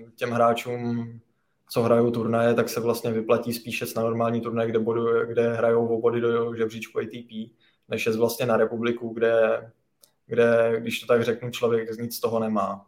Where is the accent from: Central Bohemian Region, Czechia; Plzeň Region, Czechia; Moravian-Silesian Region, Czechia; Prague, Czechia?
Central Bohemian Region, Czechia; Nové Strašecí; já pocházím z Nového Strašecí, to je vlastně mezi Kladnem a Rakovníkem.